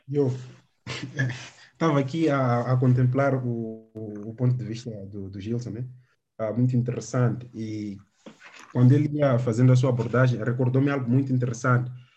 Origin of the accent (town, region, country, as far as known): Beira, Sofala, Mozambique